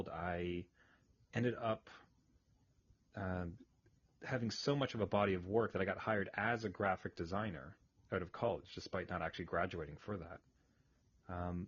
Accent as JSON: {"language": "English", "town": "Ayr", "region": "Ontario", "country": "Canada", "tie": "born or raised there", "moved": "yes", "lives_now": "Ottawa, Canada", "said": "I grew up in a little cow town, a place called Ayr. Spelled A-Y-R, of all places."}